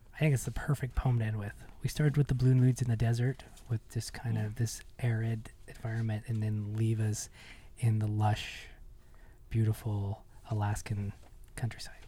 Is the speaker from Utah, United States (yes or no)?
yes; Ogden, Utah, United States; also born or lived in Manhattan, Kansas; growing up in Utah, growing up here in Ogden